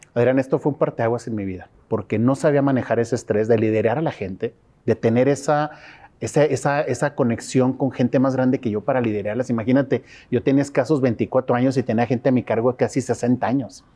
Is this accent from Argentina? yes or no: no; Torreón, Coahuila, Mexico; Torreón, Coahuila, México.